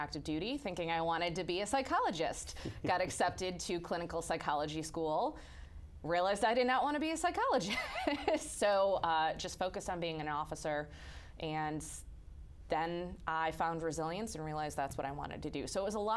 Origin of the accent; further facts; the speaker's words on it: outside Chicago, Illinois, United States; I grew up outside Chicago